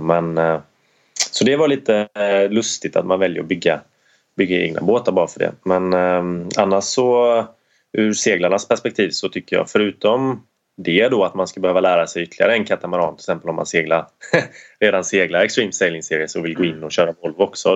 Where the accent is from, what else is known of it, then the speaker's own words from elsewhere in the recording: Sweden; som svensk